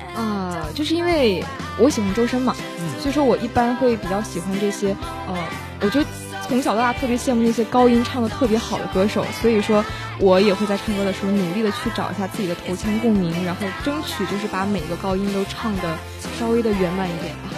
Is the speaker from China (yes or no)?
yes; Tumen, Jilin, China; accent: Northeastern; now in Shandong, China; 我就是东北人，来自吉林省延边朝鲜族自治州土门市